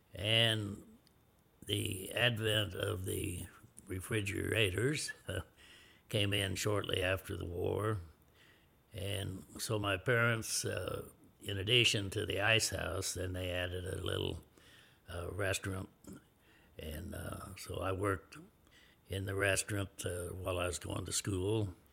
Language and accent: English; Smith Center, Kansas, United States; I was born and raised in Smith Center, a town of around eighteen hundred people